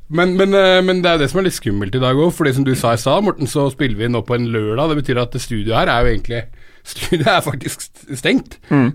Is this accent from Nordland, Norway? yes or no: no; Romerike, Akershus, Norway; also born or lived in Telemark; jeg vokste opp på Romerike, jeg òg.